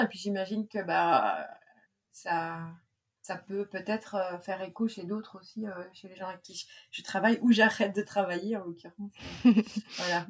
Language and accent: French; central Brittany, France; moved away; also born or lived in Saint-Malo; On a habité avec mes parents. Mes parents habitent toujours là. En fait, c'est un petit village qui s'appelle plexurier et qui est situé euh, vraiment en plein milieu de la Bretagne.